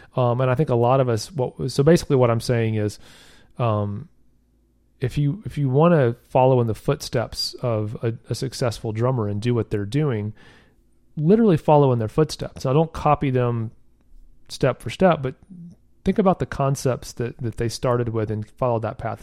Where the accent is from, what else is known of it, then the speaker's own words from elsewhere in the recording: the South, United States; I'm from the South, so don't get too big for your britches, as they say down here